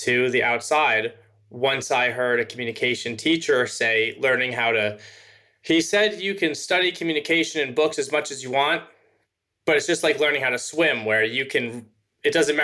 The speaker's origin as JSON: {"language": "English", "town": "Los Angeles", "region": "California", "country": "United States", "tie": "born or raised there", "said": "I grew up in Los Angeles, California"}